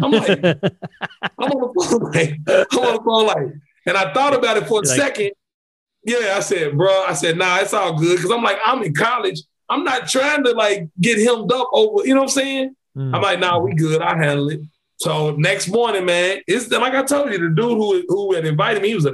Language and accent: English; Kentucky, United States; I'm from Kentucky.